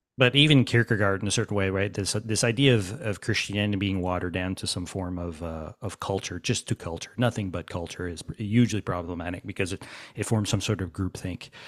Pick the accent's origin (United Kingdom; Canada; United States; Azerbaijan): Canada; Quebec; I'm from Quebec